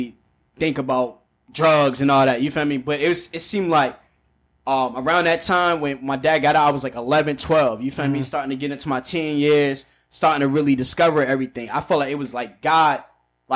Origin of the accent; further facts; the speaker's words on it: Aberdeen, United States; I'm from Aberdeen